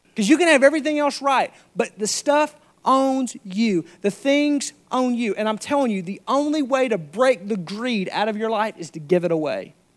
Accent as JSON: {"language": "English", "region": "Arkansas", "country": "United States", "said": "I'm from Arkansas"}